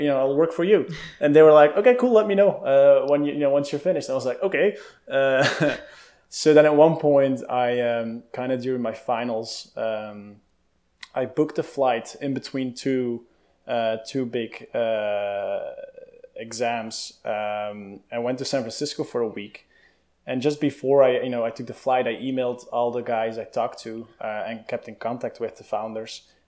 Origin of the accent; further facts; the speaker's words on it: Belgium; moved away; I grew up in Europe, in Belgium, with the country of chocolate and fries and beer